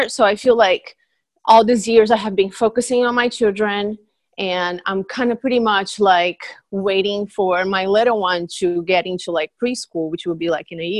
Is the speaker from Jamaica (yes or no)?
no; Brazil; moved away; I'm from Brazil